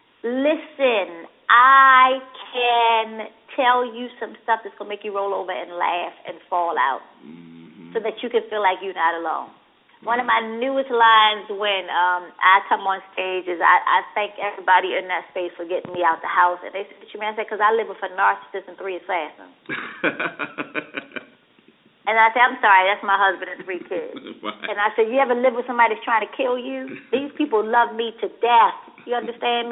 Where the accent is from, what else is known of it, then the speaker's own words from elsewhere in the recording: Baltimore, Maryland, United States; I'm from West Baltimore